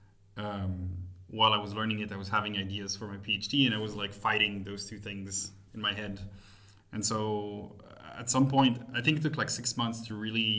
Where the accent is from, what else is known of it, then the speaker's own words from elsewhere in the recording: Montreal, Quebec, Canada; moved away as an adult; now in Berlin, Germany; I'm originally from Montreal. I moved to Berlin about 10 years ago now.